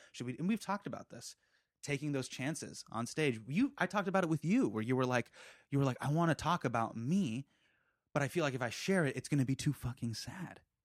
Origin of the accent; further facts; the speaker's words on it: United States; we're from America